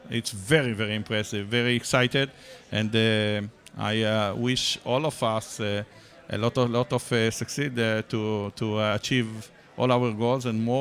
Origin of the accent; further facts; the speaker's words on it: Sha'arei Tikva, Israel; now in United States; in the center of Israel, community, uh, community village. It's an uh, amazing, amazing uh, place uh, I love it so much.